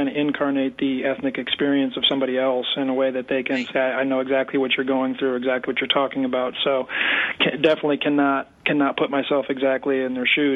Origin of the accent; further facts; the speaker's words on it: Colorado Springs, Colorado, United States; now in Birmingham, United States; I'm from Colorado Springs originally